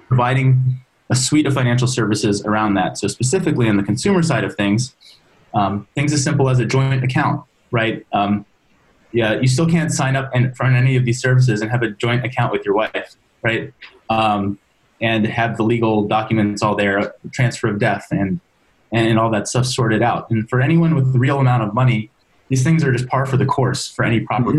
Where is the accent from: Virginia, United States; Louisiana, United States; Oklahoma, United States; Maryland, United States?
Maryland, United States; moved away as an adult; now in San Francisco, United States; I'm originally from Maryland